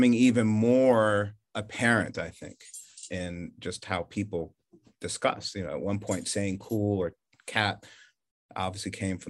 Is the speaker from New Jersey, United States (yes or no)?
yes; New Jersey, United States; moved away as an adult; also born or lived in Charleston, South Carolina; grew up in New Jersey